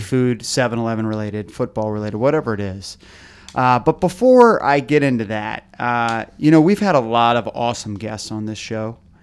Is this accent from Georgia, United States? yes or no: no; Arlington, Virginia, United States; I'm born and raised in Arlington